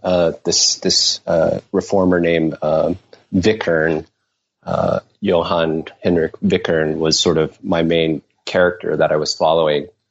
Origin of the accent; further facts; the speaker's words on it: Taiwan; moved away as an adult; also born or lived in United States / New York / Berkeley; now in Paris, France; I was born in uh, the US, but I grew up mainly in Taiwan. I moved back with my parents when I was uh, six years old and spent uh, ages six to 18 uh, there